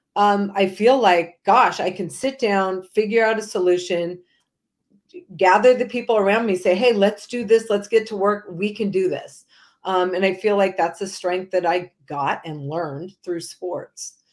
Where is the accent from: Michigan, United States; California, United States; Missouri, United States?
California, United States; Manhattan Beach; growing up in Southern California, volleyball is a big sport